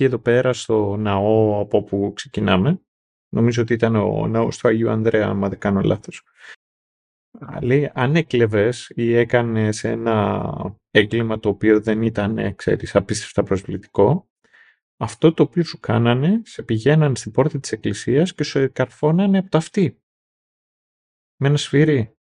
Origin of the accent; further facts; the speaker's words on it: Greece; εμείς Greece